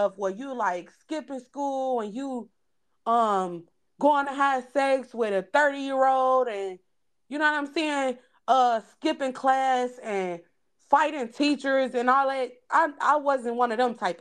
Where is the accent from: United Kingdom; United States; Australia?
United States; Gary, Indiana; we grew up in Gary